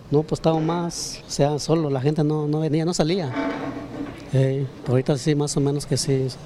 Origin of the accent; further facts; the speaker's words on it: Guerrero, Mexico; moved away; los traigo de mi pueblo, Guerrero.